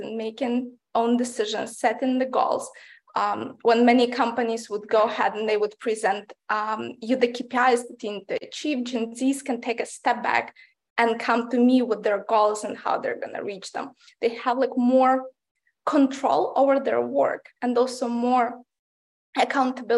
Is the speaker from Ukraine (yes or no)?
yes; Ukraine; moved away; I grew up in Ukraine, which is part of Eastern Europe.